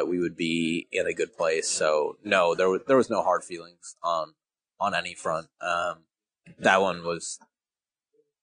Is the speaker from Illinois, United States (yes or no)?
no; Minneapolis, Minnesota, United States; moved away as an adult; also born or lived in Sacramento; coming back home and being here at the Wolves and Lynx once again. It's my hometown